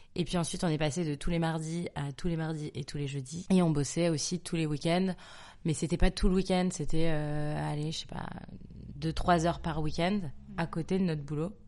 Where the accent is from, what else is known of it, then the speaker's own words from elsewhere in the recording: Nantes, Pays de la Loire, France; also born or lived in Neuilly-sur-Seine; Je suis née euh, le 10 octobre 1993 à Neuilly-sur-Seine. J'ai grandi à Nantes